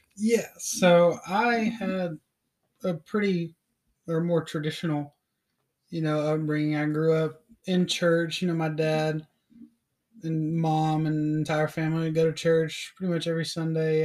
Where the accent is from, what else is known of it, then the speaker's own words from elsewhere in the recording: Knoxville, Tennessee, United States; I was, uh, born and raised in Knoxville, Tennessee